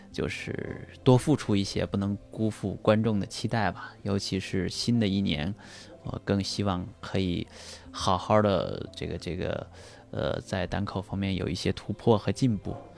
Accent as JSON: {"language": "Chinese", "region": "Anhui", "country": "China", "tie": "born or raised there", "moved": "yes", "lives_now": "Beijing, China", "said": "我就回到老家，我的老家家安徽"}